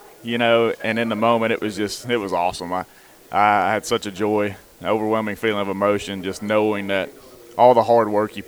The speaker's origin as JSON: {"language": "English", "town": "Florence", "region": "Alabama", "country": "United States", "tie": "born or raised there", "said": "my hometown, just to stay here amongst the city that I've grew up in. My whole life's been here"}